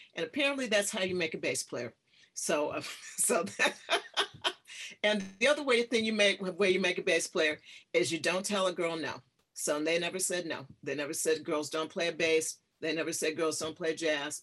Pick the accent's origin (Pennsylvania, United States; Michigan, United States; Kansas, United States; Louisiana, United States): Michigan, United States; Detroit; I'm from Detroit, Michigan. That's my hometown